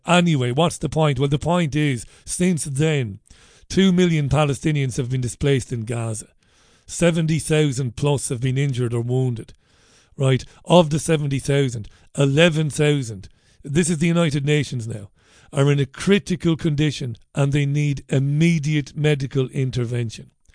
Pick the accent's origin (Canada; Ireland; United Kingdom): Ireland; I'm an Irish guy